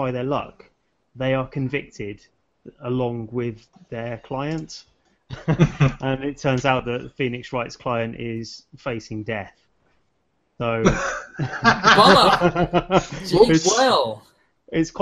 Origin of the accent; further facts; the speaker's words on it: United Kingdom; me as a British consumer